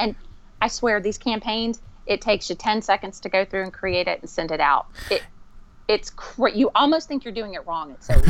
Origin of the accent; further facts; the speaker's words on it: the South, United States; it may be because I'm from the South